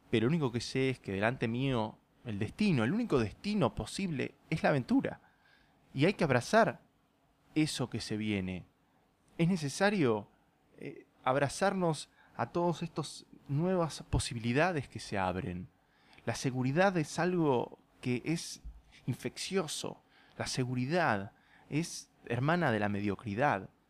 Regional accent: Puerto Madryn, Chubut, Argentina; de la misma forma en que nunca sentí que pertenecí a Puerto Madryn. No me malinterpreten, eh, adoro mi tierra y he conocido muchas de las mejores personas de mi vida en este país

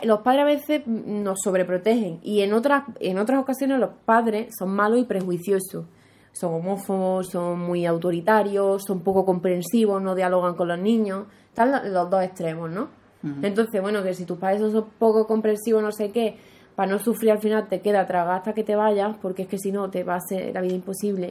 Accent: Andalusia, Spain; yo quiero vivir en Andalucía, porque Andalucía es mi tierra

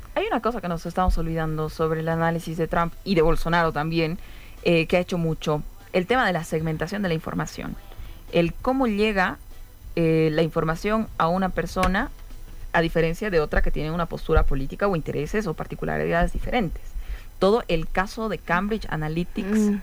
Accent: Bolivia; como pueblo eh, boliviano

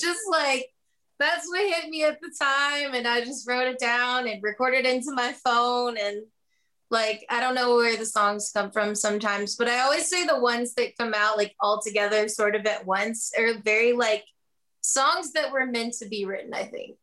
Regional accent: Kentucky, United States; moved away as an adult; now in Nashville, United States; I'm originally from Kentucky

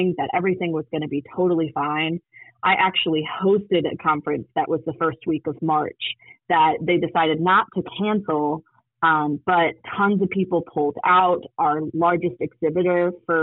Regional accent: Detroit, Michigan, United States; also born or lived in Charlotte, North Carolina; now in Atlanta, United States; I live in Atlanta, Georgia. I previously lived in Charlotte, North Carolina, through route of growing up in Detroit, Michigan.

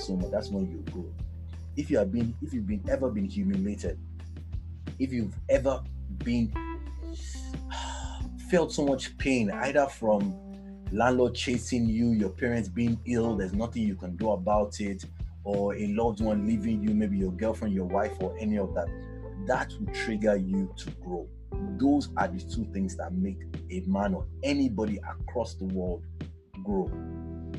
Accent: Lagos, Nigeria; I grew up in Ilaje, back in Bariga.

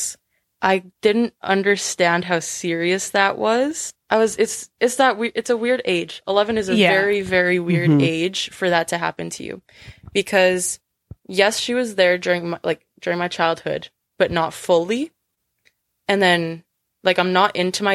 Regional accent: White City, Saskatchewan, Canada; also born or lived in Weyburn, Saskatchewan; I was born in Weyburn, Saskatchewan, which is a small town. And then we moved to White City.

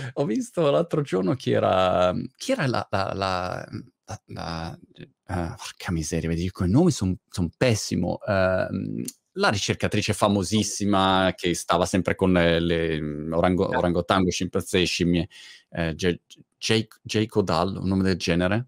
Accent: Milan, Lombardy, Italy; moved away as an adult; now in United Kingdom; sono eh, diciamo milanese mhmm, di origine eh, perché sono, mhmm, sono nato a Milano eh.

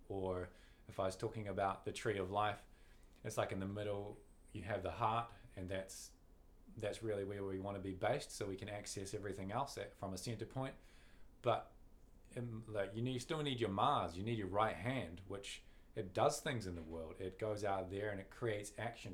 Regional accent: New Zealand; we're, we're casting from New Zealand

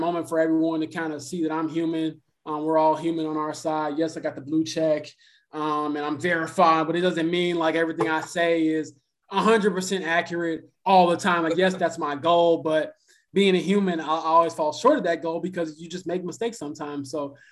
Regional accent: Chicago, Illinois, United States; the Chicago Sky, which is, again, my hometown team

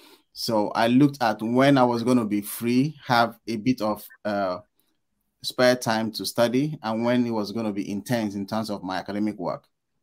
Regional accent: Port Harcourt, Rivers State, Nigeria; moved away as an adult; now in United Kingdom; I'm Nigerian. I'm from the south part of Nigeria, specifically River State, Port Harcourt. And yeah, I live and I work here in the UK now.

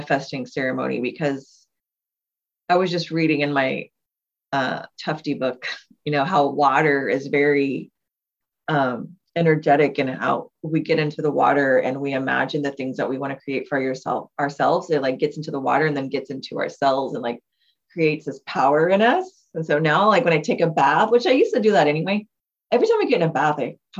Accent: Texas, United States; we're from Texas

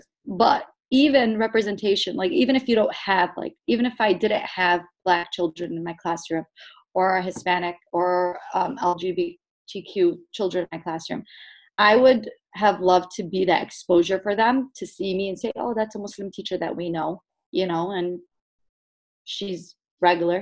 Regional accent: Yemen; moved away; I happen to be from Yemen

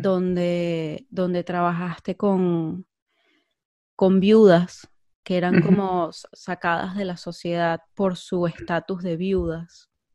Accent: Venezuela; moved away as an adult; now in Spain; yo soy de Venezuela. Eh, yo vivo ahora en España, pero yo, yo nací en Venezuela y viví a los 24 años en Venezuela

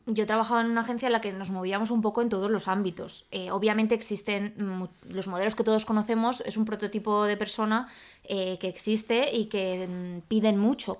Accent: Salamanca, Castile and León, Spain; moved away as an adult; also born or lived in Madrid; yo soy de Salamanca, entonces yo estudié eh, mi carrera en Salamanca

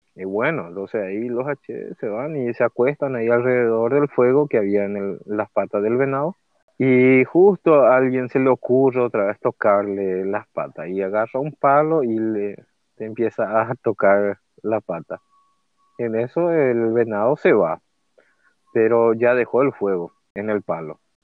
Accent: Paraguay; soy de Paraguay

